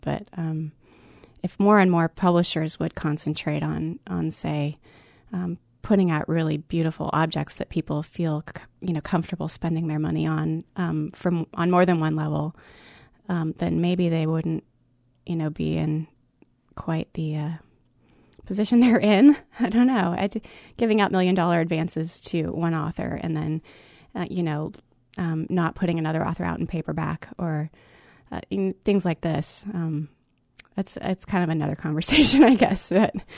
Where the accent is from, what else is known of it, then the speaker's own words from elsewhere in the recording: Alaska, United States; I grew up in Alaska